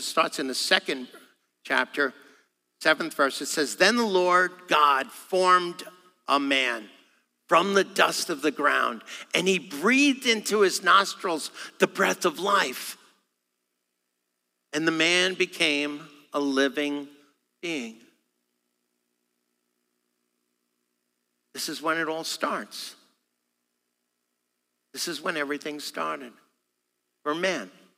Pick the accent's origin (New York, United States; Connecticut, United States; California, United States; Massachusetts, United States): New York, United States; me being a New Yorker